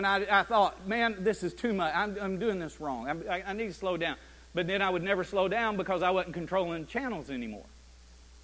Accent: Chattanooga, Tennessee, United States; I'm from Chattanooga

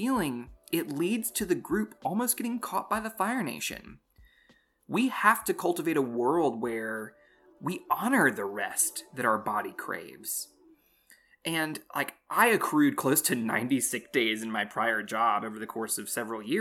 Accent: North Carolina, United States; I'm from North Carolina

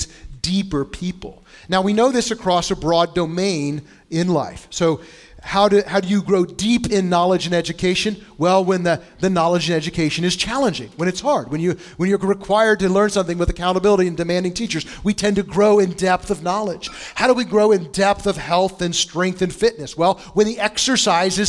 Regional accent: Bushnell, Illinois, United States; now in Indianapolis, United States; where I grew up in Bushnell, Illinois

